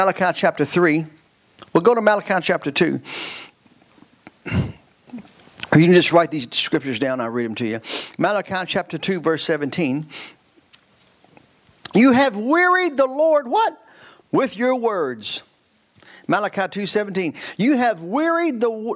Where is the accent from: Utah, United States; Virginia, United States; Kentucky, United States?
Kentucky, United States; I'm from Kentucky.